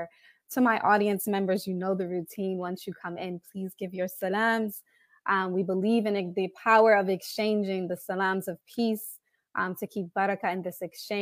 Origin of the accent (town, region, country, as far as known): Philadelphia, Pennsylvania, United States; born or raised there